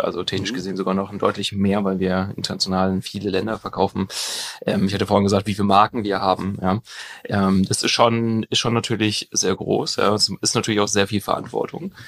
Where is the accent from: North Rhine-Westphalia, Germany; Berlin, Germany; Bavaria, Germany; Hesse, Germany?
North Rhine-Westphalia, Germany; near Münster; in Münster. Also ich komme da aus der Nähe